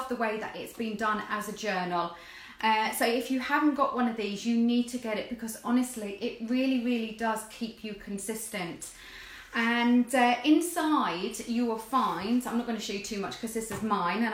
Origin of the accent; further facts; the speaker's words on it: Jersey; I'm from Jersey